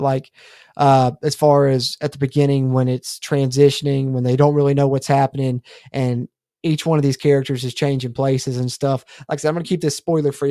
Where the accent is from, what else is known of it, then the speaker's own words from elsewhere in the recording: West Virginia, United States; I'm from West Virginia